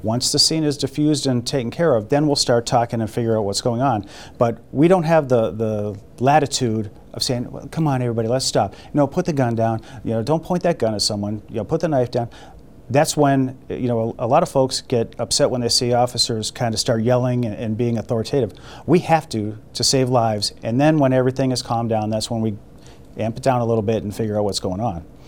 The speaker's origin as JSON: {"language": "English", "town": "Boston", "region": "Massachusetts", "country": "United States", "tie": "born or raised there", "moved": "yes", "lives_now": "Toledo, United States", "said": "I grew up in in Boston."}